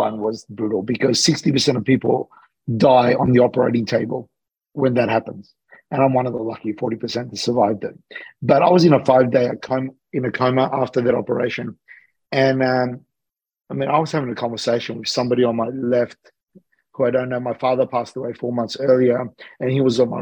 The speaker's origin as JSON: {"language": "English", "country": "Australia", "also_born_or_lived": "Sydney / Los Angeles", "said": "I'm an Australian guy that's living between Sydney"}